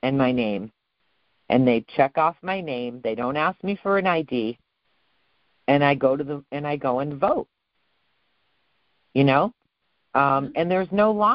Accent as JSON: {"language": "English", "region": "Western Massachusetts", "country": "United States", "tie": "born or raised there", "said": "I grew up in Western Massachusetts"}